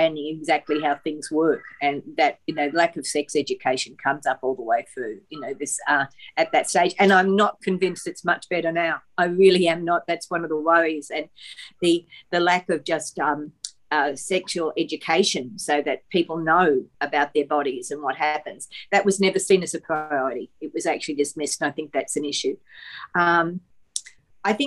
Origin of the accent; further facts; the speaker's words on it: Toowoomba, Queensland, Australia; I grew up in Toowoomba